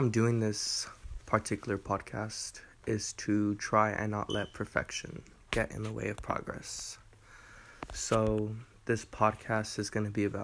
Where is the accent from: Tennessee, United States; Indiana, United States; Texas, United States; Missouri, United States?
Texas, United States; Eagle Pass; I grew up in the great state of Texas in the city of Eagle Pass, where I have enjoyed my childhood